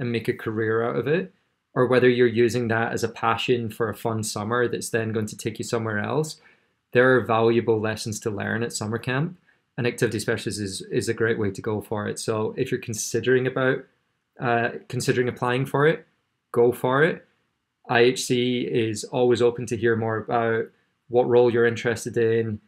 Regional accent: Scotland, United Kingdom; I grew up in Scotland.

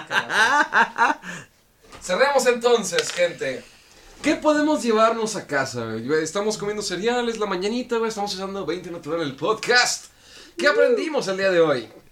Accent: Mexico; Como mexicanos

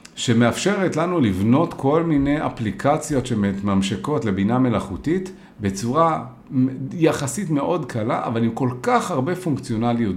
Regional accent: Israel

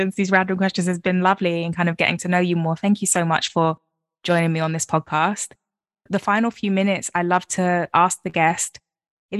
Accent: London, United Kingdom; I'm a Londoner

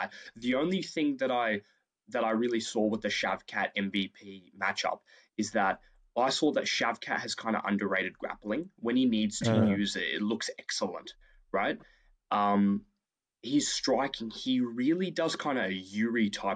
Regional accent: Australia; we're Australian

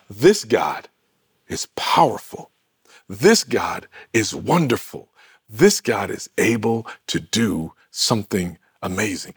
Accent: Michigan, United States; my home state of Michigan

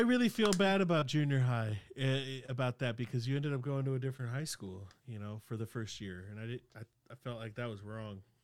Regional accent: Sacramento, California, United States; English is a second language; growing up in South Sac

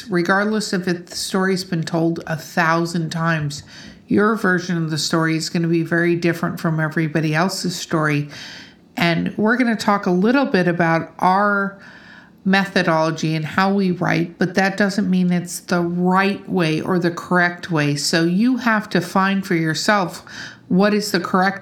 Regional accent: Wisconsin, United States; moved away; I grew up in Wisconsin a little bit

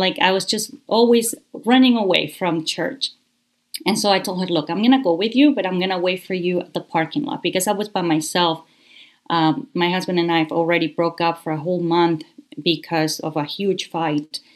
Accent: Guayaquil, Guayas, Ecuador; moved away as an adult; also born or lived in Canada; I was born in Guayaquil, Ecuador

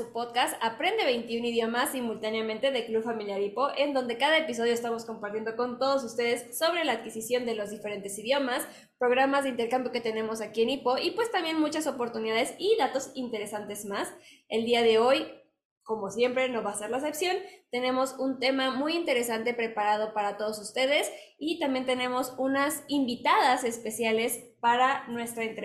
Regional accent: Mexico; a alguien en casa, durante una semana que podamos compartir nuestra cultura de México con ellos, vivir como mexicanos junto con ellos

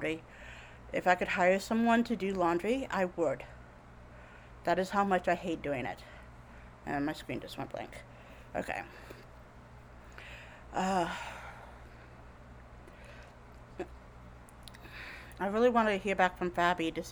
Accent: Jacksonville, Florida, United States; moved away as an adult; also born or lived in Orlando, Florida; we grew up in Jacksonville, Florida

